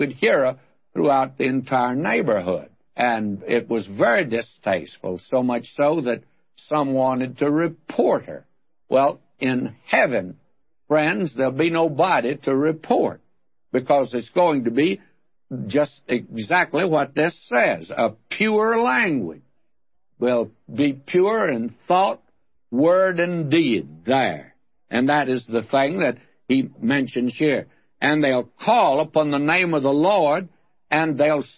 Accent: Texas, United States; accent: Texas accent; some of us Texans thought. We thought it was going to be the Texas accent

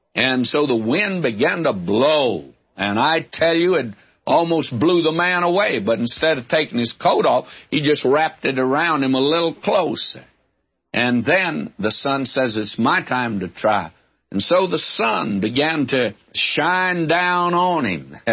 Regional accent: the South, United States; I'm a Southerner

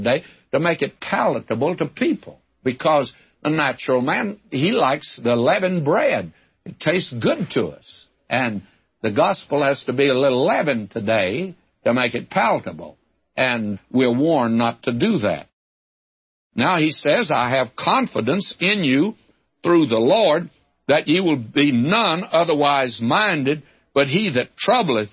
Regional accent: the South, United States; I was brought up in the South

